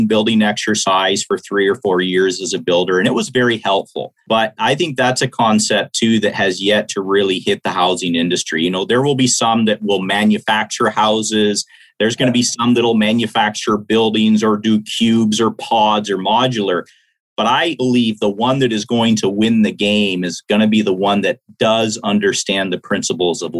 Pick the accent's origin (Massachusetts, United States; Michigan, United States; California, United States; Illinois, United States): Michigan, United States; I'm a Michigander. That's my home state